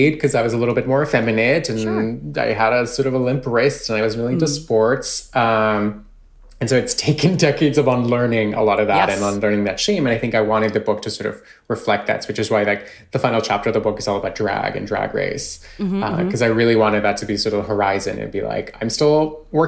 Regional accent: Colombia; moved away; I was born and raised in Colombia.

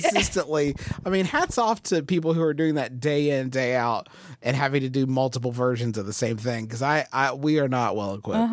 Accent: Huntington, West Virginia, United States; Huntington, West Virginia, which is where I was born and raised and live now.

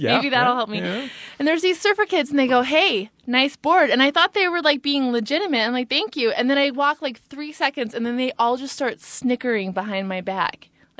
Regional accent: Ventura County, California, United States; I'm from Ventura County

